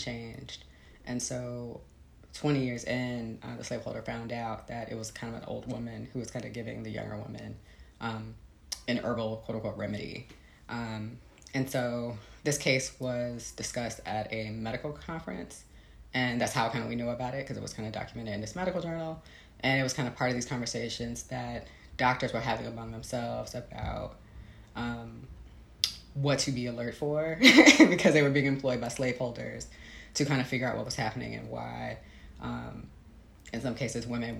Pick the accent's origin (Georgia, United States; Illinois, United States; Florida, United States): Illinois, United States; Chicago; moved away as an adult; also born or lived in Texas; I grew up in Chicago.